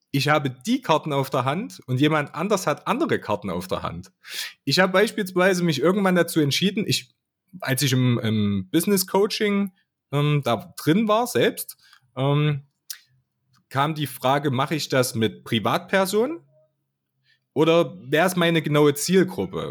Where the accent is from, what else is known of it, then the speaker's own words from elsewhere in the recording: Altenburg, Thuringia, Germany; ich komme aus Altenburg, aus, aus der Skatstadt